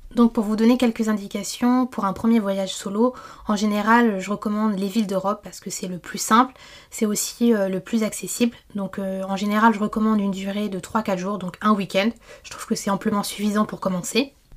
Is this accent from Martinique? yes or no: yes; Martinique; moved away; je suis originaire de la Martinique, c'est une île que je connais bien